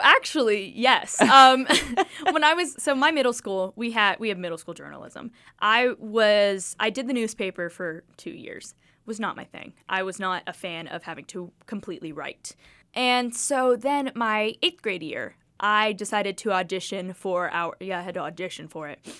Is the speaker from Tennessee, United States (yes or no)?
yes; Kingsport, Tennessee, United States; I grew up watching News Channel eleven. I'm from the air, I'm from Kingsport.